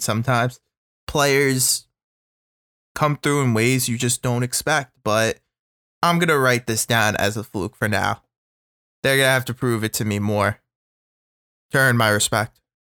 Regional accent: New York, United States; as a New Yorker

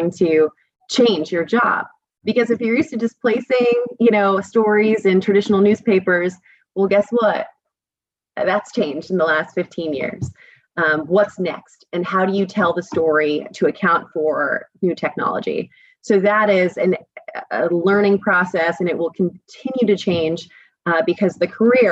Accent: New Jersey, United States; moved away as an adult; now in California, United States; growing up in Jersey

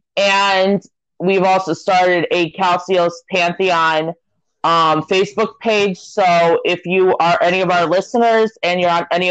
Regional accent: United States; as an American

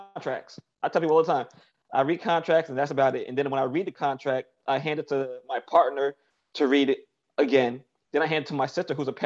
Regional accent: New York City, New York, United States; I come from Best Eye, Brooklyn

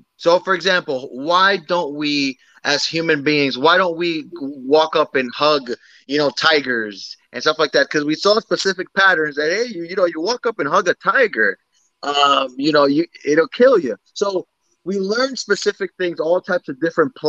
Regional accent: United States; I'm American. My parents are Dominican, but I'm very much in tune with my Dominican roots.

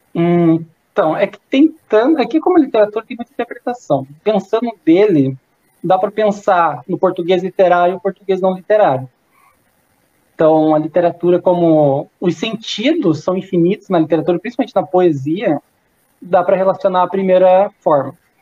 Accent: South Region, Brazil; sou do Sul.

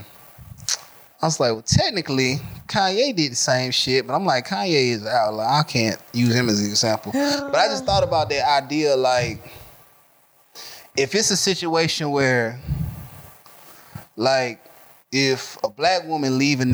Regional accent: Atlanta, Georgia, United States; I was born in Grady

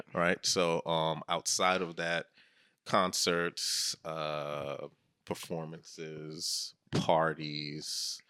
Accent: New York, United States; I am a New Yorker

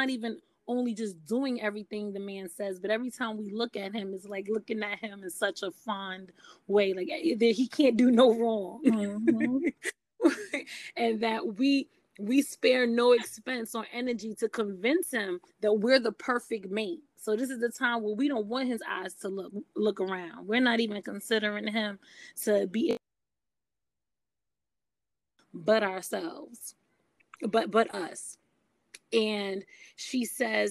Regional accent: New York City, New York, United States; growing up in Brooklyn, New York, and seeing my mothers and aunts

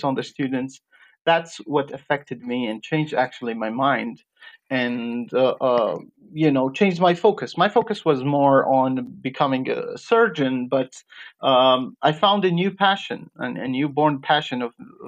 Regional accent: Jordan; moved away as an adult; also born or lived in Iraq / Georgia; I was born in Iraq. And during my childhood, my parents just moved to Jordan. That's where I was raised.

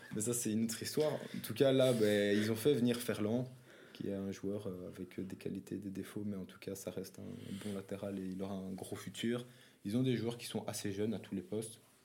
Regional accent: Belgium; nous, comme en tant que Belges

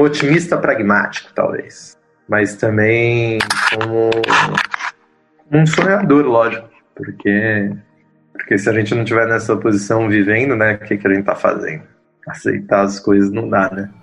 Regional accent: São Paulo, Brazil; Eu sou um paulistano, nascido e criado em São Paulo, sou da Zona Leste, Vila Formosa

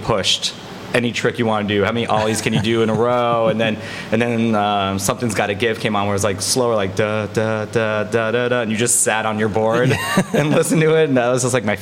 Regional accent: Miami Beach, Florida, United States; now in Orlando, United States; I'm from Miami Beach

